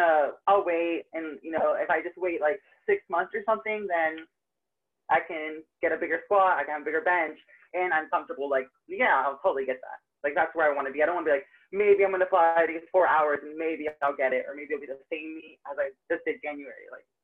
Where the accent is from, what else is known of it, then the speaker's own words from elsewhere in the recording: Tampa, Florida, United States; Tampa, Florida.